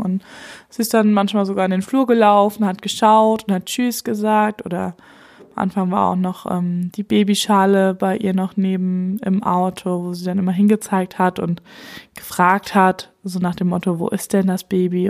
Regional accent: Germany; hier bei uns in Deutschland

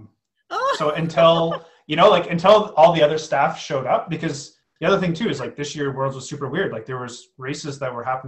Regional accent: Canada; as a Canadian

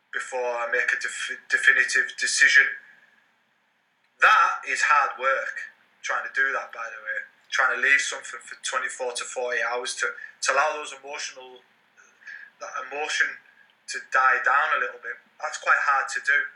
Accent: Carlisle, North West England, United Kingdom; in my hometown in Carlisle

